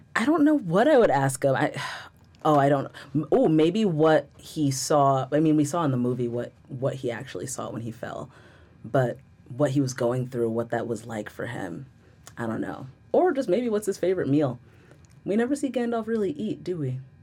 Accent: Rockaway, New Jersey, United States; I am from Rockaway, New Jersey. I am a born and bred New Jersey-ite

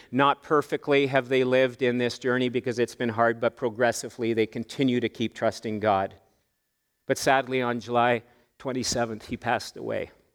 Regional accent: Canada; us Canadians

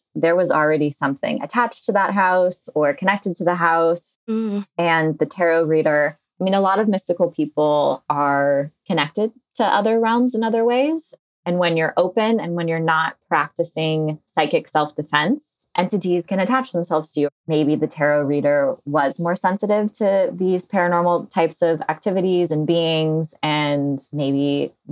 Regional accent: Bay Area, California, United States; I am a Bay Area born and raised

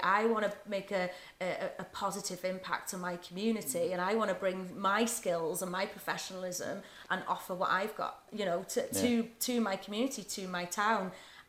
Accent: Wrexham, Wales, United Kingdom; people would ask you where you're from, and I would just say North Wales.

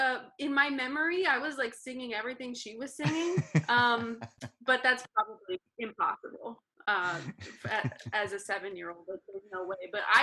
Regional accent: Las Cruces, New Mexico, United States; now in Los Angeles, United States; Las Cruces, New Mexico.

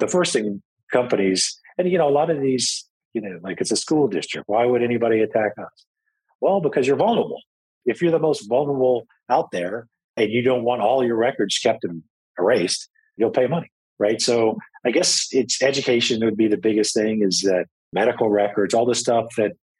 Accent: United States; I'm American

